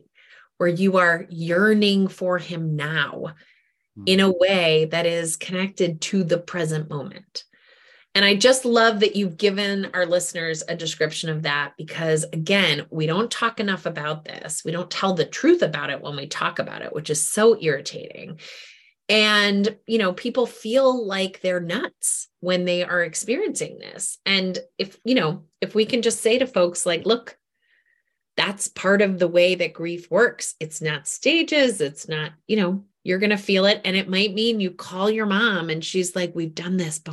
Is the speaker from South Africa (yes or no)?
no; New England, United States; now in Washington, D.C., United States; I grew up in New England